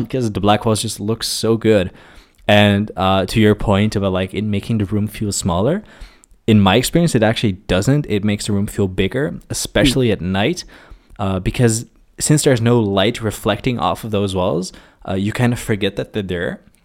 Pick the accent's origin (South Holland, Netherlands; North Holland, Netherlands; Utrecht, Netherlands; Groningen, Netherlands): South Holland, Netherlands; Maassluis; I grew up in a small town, uh, called Maslands